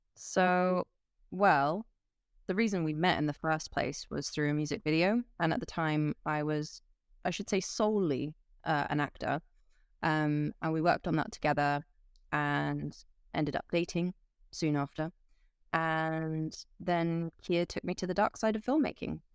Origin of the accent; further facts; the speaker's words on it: Switzerland; I grew up in Switzerland